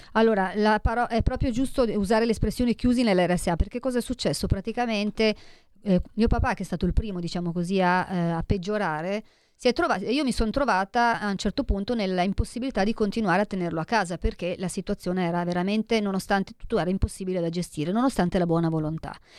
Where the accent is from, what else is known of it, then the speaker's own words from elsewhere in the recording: Italy; del mio paese, dell'Italia